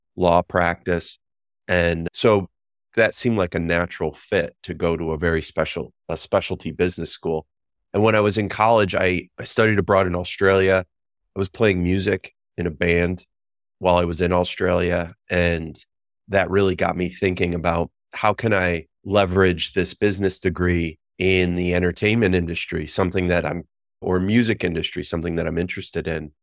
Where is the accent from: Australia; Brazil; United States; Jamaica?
United States; Western New York; moved away as an adult; I lived in New York City for twenty years after growing up in Western New York